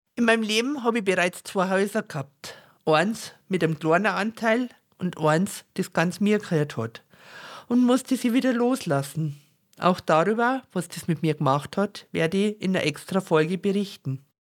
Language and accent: German; Bavaria, Germany; accent: very Bavarian dialect; mit meinem sehr bayerischen Dialekt